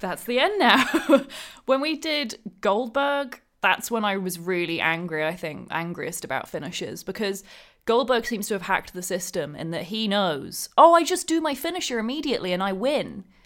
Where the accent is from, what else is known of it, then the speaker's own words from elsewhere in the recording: Thriplow, East of England, United Kingdom; I grew up in, just outside Cambridge in the U K, in a little town, well, I guess a little village called Triplo.